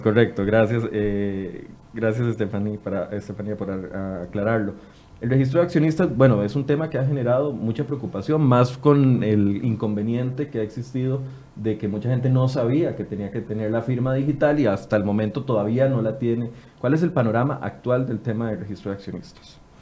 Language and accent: Spanish; Costa Rica; los ticos somos como somos